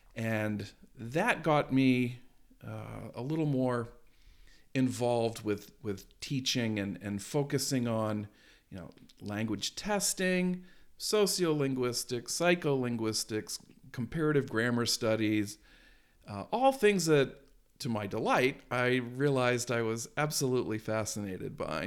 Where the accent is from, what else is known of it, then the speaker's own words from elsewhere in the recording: Maine, United States; I grew up in Maine